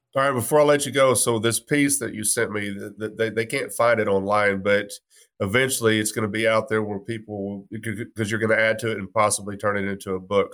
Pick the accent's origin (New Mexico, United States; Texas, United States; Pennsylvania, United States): Texas, United States; moved away as an adult; also born or lived in Fayetteville, Arkansas; now in Arkansas, United States; growing up in Texas, I hated the Longhorns